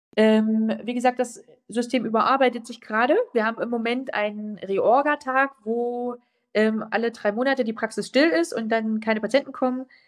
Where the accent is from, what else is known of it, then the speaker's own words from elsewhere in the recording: a village near Worbis, Thuringia, Germany; Da sind viele Dörfer drumherum und eins dieser kleinen Dörfer ist mein Heimatdorf.